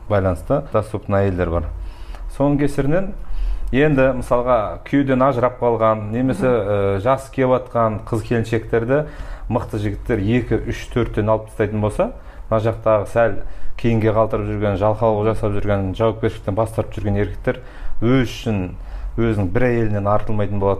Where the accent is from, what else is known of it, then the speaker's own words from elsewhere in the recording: Kazakhstan; мен қазақпын